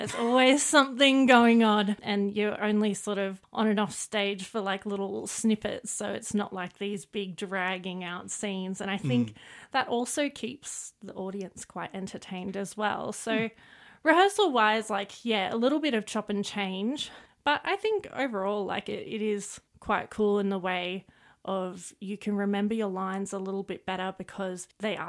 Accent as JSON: {"language": "English", "area": "Clarence Valley", "region": "New South Wales", "country": "Australia", "tie": "born or raised there", "moved": "as an adult", "lives_now": "Armidale, Australia", "said": "I grew up in the Clarence Valley, but in the last few years living here in Armidale"}